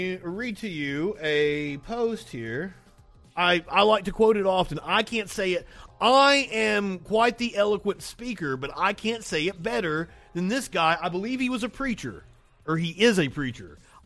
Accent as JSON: {"language": "English", "region": "Appalachia", "country": "United States", "said": "I am from Appalachia, where the teen pregnancy rate is sky high."}